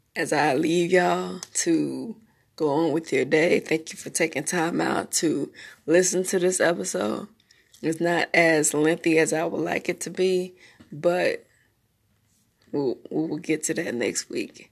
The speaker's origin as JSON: {"language": "English", "town": "Memphis", "region": "Tennessee", "country": "United States", "tie": "born or raised there", "also_born_or_lived": "Smyrna, Tennessee / Marietta, Georgia", "moved": "yes", "lives_now": "North Carolina, United States", "said": "I'm from Memphis, Tennessee. born, raised a little bit there between Memphis, Smyrna, Tennessee, and Georgia, Marietta, Georgia. Um, but I consider Memphis, Tennessee my home."}